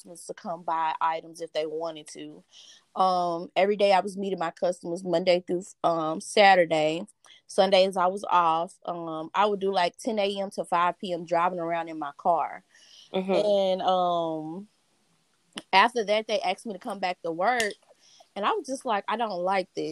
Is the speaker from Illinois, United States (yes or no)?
yes; East St. Louis, Illinois, United States; I'm from East St. Louis, Illinois